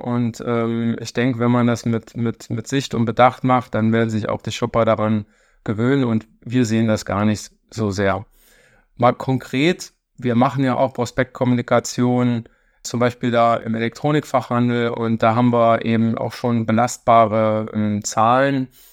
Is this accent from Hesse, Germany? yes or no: no; St. Wendel, Saarland, Germany; moved away as an adult; also born or lived in Stuttgart / Berlin; gebürtig Saarländer, ähm, da groß geworden in der Stadt von Klobus, äh, St. Wendel